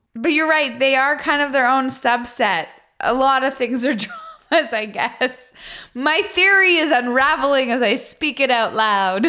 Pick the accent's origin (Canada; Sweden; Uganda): Canada; now in United States; an expat of Canada